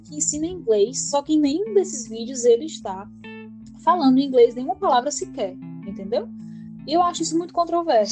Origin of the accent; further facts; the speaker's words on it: Ceará, Brazil; first language Portuguese; Sou brasileira, sou cearense